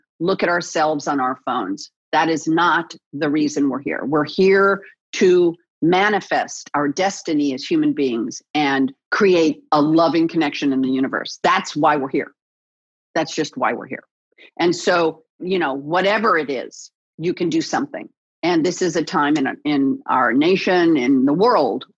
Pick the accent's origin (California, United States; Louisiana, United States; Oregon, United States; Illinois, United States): California, United States; Los Angeles; my hometown, born and raised here in the City of Angels